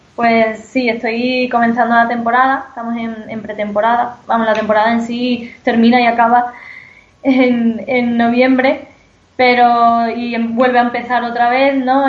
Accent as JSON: {"language": "Spanish", "town": "Don Benito", "region": "Extremadura", "country": "Spain", "said": "Soy extremeña"}